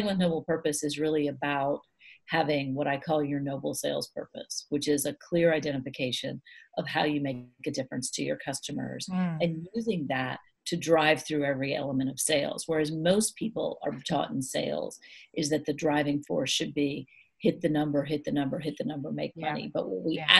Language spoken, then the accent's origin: English; United States; I'm an American